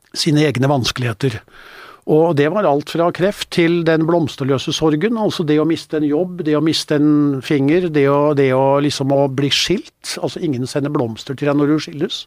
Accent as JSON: {"language": "Norwegian", "country": "Norway", "also_born_or_lived": "northern Spain", "said": "her hjemme i Norge"}